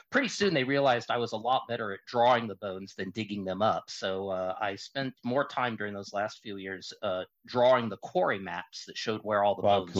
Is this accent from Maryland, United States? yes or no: no; Seattle, Washington, United States; now in Casper, United States; Well, I was born in Seattle, Washington, or greater Ketchikan.